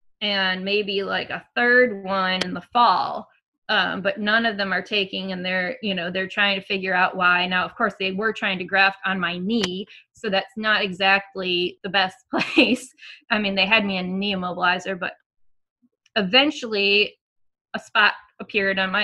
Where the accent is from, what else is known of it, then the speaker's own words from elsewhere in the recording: Michigan, United States; now in Tennessee, United States; I'm from Michigan.